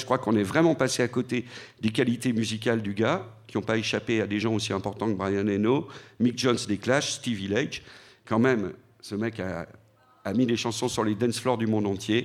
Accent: Lyon, Auvergne-Rhône-Alpes, France; j'ai grandi à Lyon dans les années 80

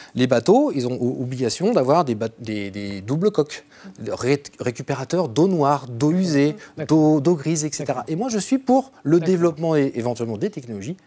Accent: Troyes, Grand Est, France; je suis de Troyes d'origine

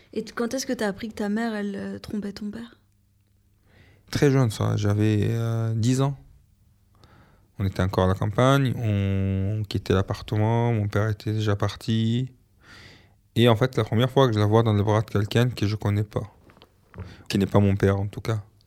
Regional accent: Alexandria, Alexandria Governorate, Egypt; French is a second language; moved away as an adult; quand je suis parti de l'Égypte

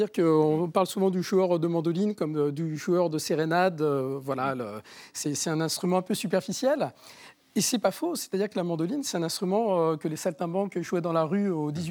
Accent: Argenteuil, Île-de-France, France; la ville où je suis né, à Argenteuil

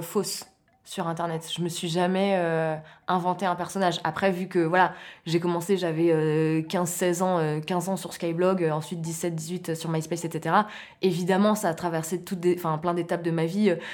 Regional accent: Maurepas, near Trappes, Île-de-France, France; je viens de, je viens de Morpa, c'est une petite ville à côté de Trappes

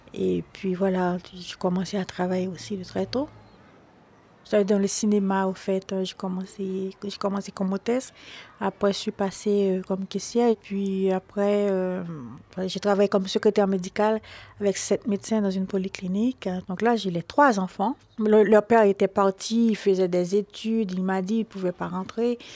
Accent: Haiti; now in Paris, France; Je suis haïtienne, je viens d'Haïti. Je grandis euh, avec mon père et ma mère

